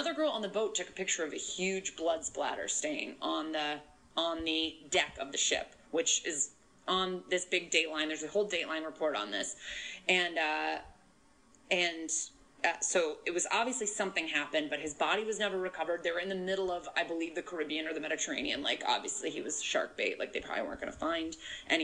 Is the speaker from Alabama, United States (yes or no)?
no; Connecticut, United States; I did go to college an hour and 15 minutes from my hometown, in Connecticut